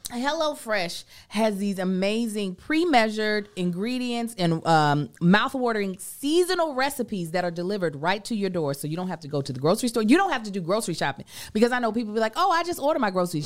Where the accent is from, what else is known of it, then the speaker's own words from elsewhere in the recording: Lexington, Kentucky, United States; now in Los Angeles, United States; we are in my hometown.